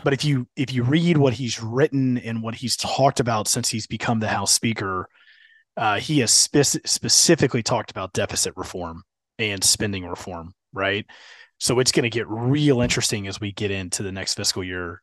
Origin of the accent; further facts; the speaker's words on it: Houston, Texas, United States; being a Houston kid